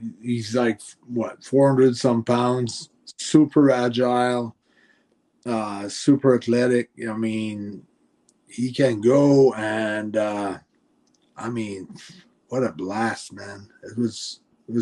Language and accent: English; Montreal, Quebec, Canada; first language French; English is a second language; we're from Montreal